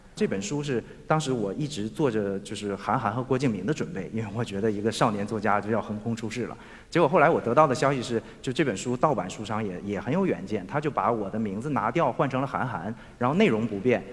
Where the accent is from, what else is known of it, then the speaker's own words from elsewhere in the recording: Shenyang, Liaoning, China; 我们家乡的工业正在急速衰落